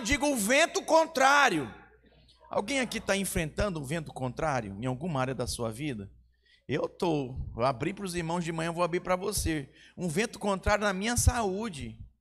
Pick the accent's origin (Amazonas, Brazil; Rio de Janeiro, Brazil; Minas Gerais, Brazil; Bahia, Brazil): Amazonas, Brazil; Manaus; Eu sou de Manaus, Amazonas